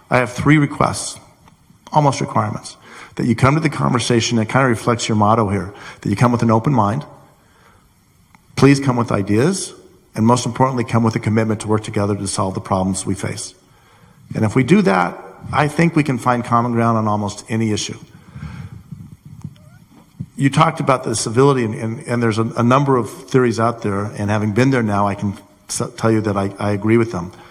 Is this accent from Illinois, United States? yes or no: yes; Lincolnshire, Illinois, United States; from Lincolnshire.